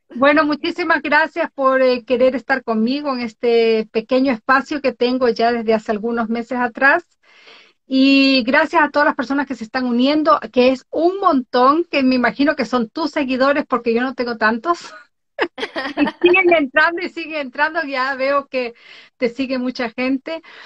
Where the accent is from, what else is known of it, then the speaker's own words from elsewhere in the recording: born in the Galápagos Islands, Ecuador; now in Norway; soy de Ecuador, nacida en las Islas Galápagos, vivo en Noruega desde hace muchísimos años atrás